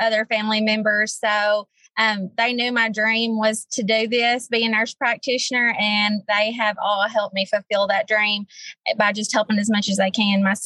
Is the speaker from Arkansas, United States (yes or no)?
yes; Newport, Arkansas, United States; I am originally born and raised in Jackson County. I graduated from Newport in 2007